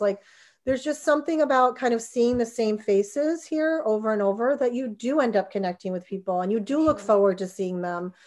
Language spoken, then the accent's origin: English; New Jersey, United States; moved away; I'm from New Jersey